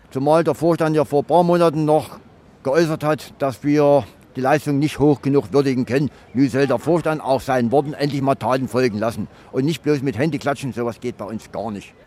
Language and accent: German; Riesa, Saxony, Germany; moved away as an adult; now in Frankfurt, Germany; Ich komme aus Riesa, das liegt in Sachsen